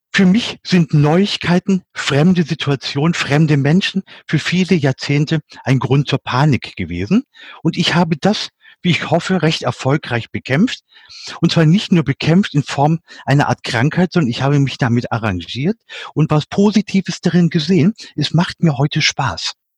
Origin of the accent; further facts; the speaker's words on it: Lower Saxony, Germany; moved away; für mich als Nicht-Schwabe, ich bin Niedersachse